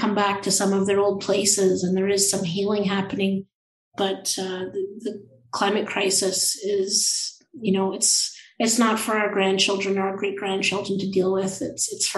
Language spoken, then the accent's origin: English; Thunder Bay, Ontario, Canada; I spent quite a bit of time growing up in Thunder Bay and in northwestern Ontario